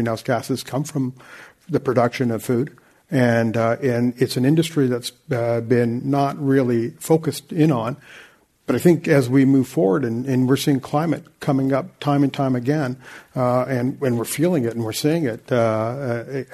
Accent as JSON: {"language": "English", "town": "Vancouver", "region": "British Columbia", "country": "Canada", "said": "I'm from Vancouver"}